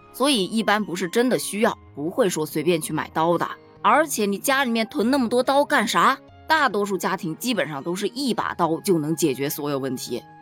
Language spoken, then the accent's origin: Chinese; China; 我一个中国人，我做我的中国菜